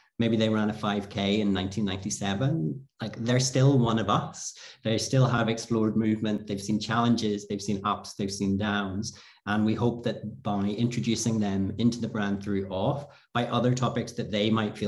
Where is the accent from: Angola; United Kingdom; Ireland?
Ireland; moved away as an adult; now in Switzerland; I am from Ireland originally.